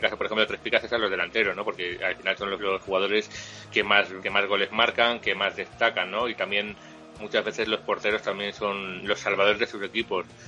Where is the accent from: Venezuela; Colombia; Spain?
Spain; Valladolid, Castile and León; also born or lived in Madrid / Guadalajara; yo soy de Valladolid